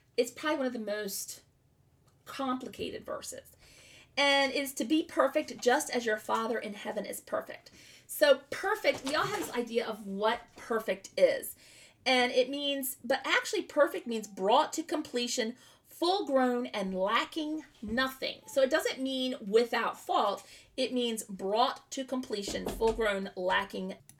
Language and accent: English; the South, United States; I'm from the South